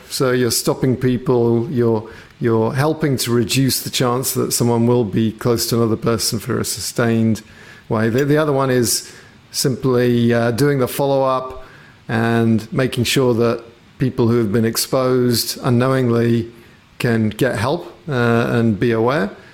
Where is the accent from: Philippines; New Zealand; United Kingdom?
United Kingdom; England; being British, or at least having grown up in England